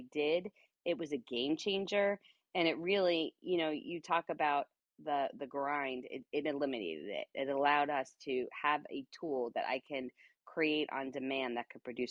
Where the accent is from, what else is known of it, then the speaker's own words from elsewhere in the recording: New York, United States; I talk very fast. I am from New York. We talk fast